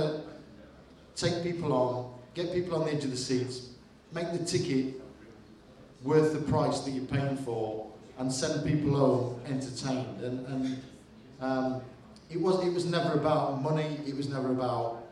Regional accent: Birmingham, West Midlands, United Kingdom; growing up as a football fan, I was a Villa fan as a kid. I'm from the Midlands

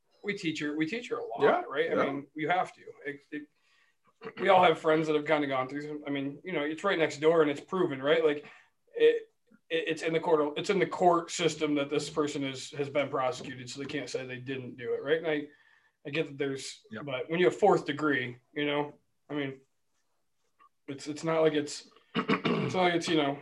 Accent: Wyoming, United States; In Wyoming.

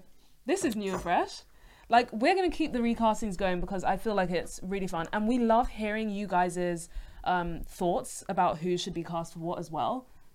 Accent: United Kingdom; as British people, sometimes you just want to speak and just get it out.

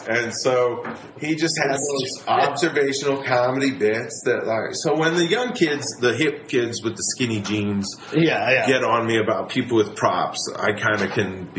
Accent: New Hampshire, United States; I'm from New Hampshire.

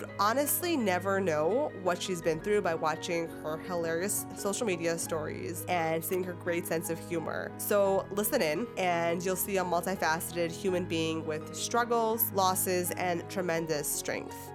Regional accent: New York City, New York, United States; also born or lived in Rockland County, New York; I grew up in Brooklyn. I was the oldest, oldest of four kids

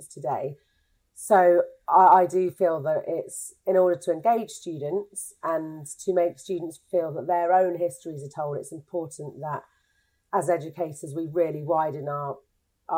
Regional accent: London, United Kingdom; moved away as an adult; now in Norwich, United Kingdom; I'm from London originally. I now live in Norwich.

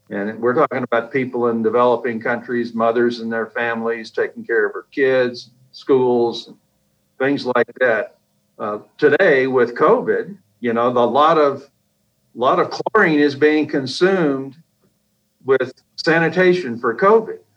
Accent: Kilgore, Texas, United States; also born or lived in Japan / Germany / New Hampshire / Alabama; Well, I was an Air Force brat growing up. I was born in Japan, and then my dad traveled the world. Up, you know, from Germany to New Hampshire to Alabama to Texas to you name it. And I finished high school in uh, in East Texas, Kilgore

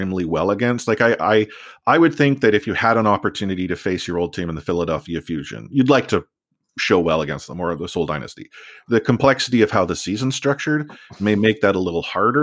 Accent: Vancouver, British Columbia, Canada; I was born here in Vancouver, grown up with Vancouver.

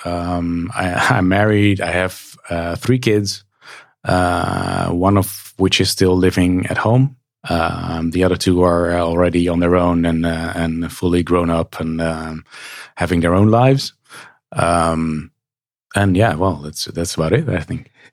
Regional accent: Nijmegen, Gelderland, Netherlands; in Nijmegen, my hometown

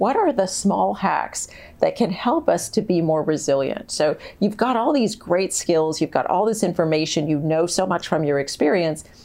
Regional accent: San Diego, California, United States; moved away; I grew up in San Diego where there's no snow

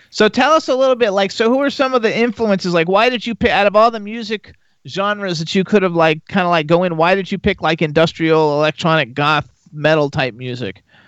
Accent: Florida, United States; I'm from Florida

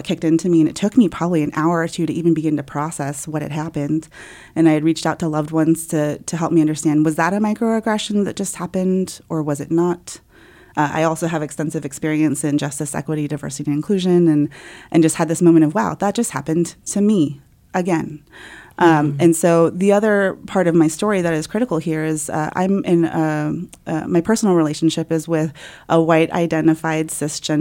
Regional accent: United States; also born or lived in South Korea; I came to the United States at about age 5 months or so

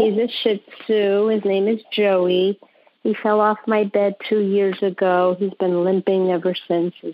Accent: New York, United States; accent: New York; now in Sunrise, United States; I'm from Sunrise, Florida, originally from New York, as you can hear the accent.

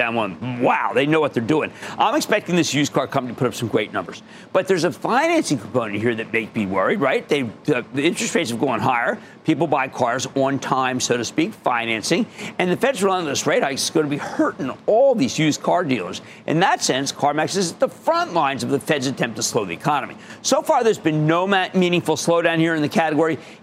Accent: New Jersey, United States; my home state

